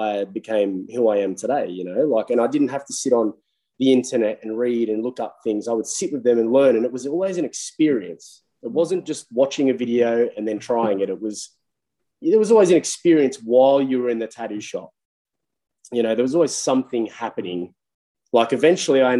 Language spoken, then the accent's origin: English; Bargo, New South Wales, Australia; I'm a kid from Bargo in New South Wales, like a little bum town